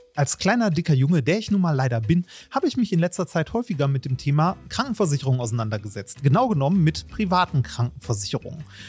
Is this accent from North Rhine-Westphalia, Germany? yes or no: yes; Essen, North Rhine-Westphalia, Germany; ich bin ja ein Kind des Ruhrgebiets